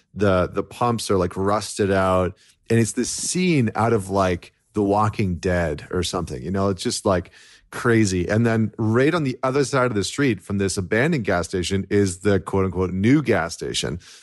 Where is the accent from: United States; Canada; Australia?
Canada; as a Canadian